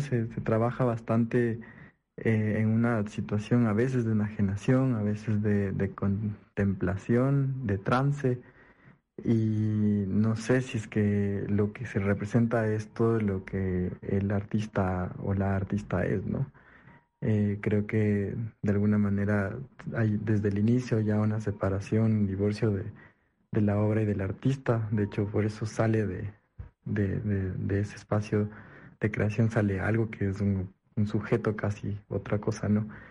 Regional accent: Ecuador

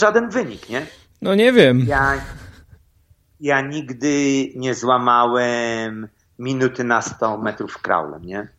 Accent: Elbląg, Warmian-Masurian Voivodeship, Poland; moved away; jedziemy do mojego miasta, skąd jestem

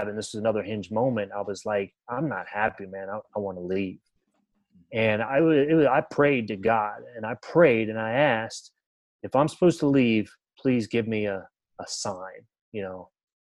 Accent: Maryland, United States; moved away as an adult; also born or lived in West Virginia; now in Indianapolis, United States; I grew up in Maryland, went to a little Division II school in West Virginia

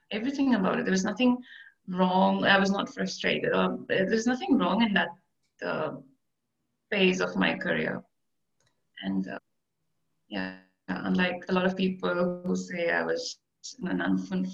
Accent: India; moved away as an adult; also born or lived in Middle East; I grew up in India

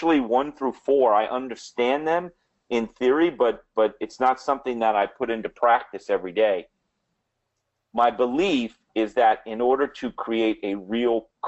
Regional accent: New Orleans, Louisiana, United States; accent: New Orleans; my New Orleans accent

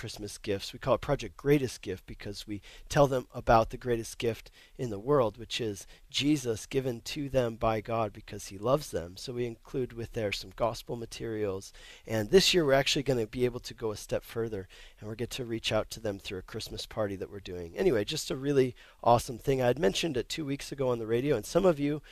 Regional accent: Denver, Colorado, United States; now in Longmont, United States; I grew up in Denver, Colorado, but now I live in Longmont, Colorado.

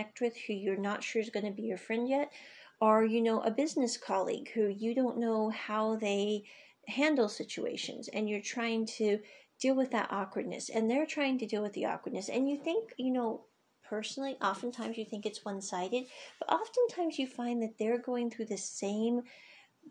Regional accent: United States; moved away; I grew up in the States

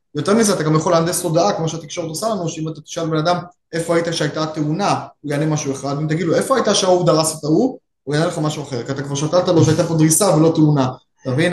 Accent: Israel; כישראלי וכיהודי

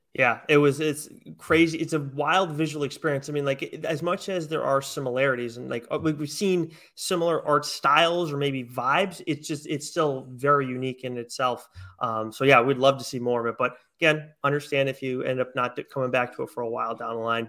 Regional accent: Westport, Massachusetts, United States; also born or lived in Fall River, Massachusetts; I grew up in Westport, and currently I'm in uh, Fall River

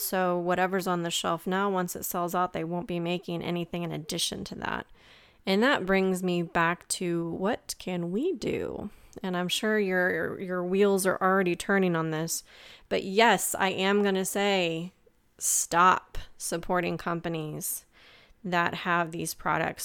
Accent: Midwest, United States; growing up in the Midwest

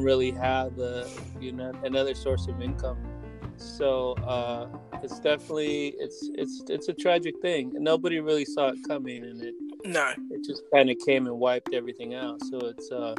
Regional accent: Salinas, California, United States; me growing up in Salinas, California

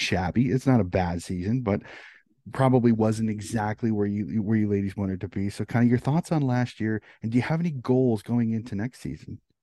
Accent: United States; as an American

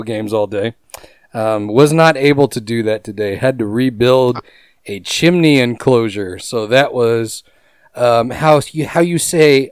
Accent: Houston, Texas, United States; I'm from Houston, Texas, originally down in H-Town

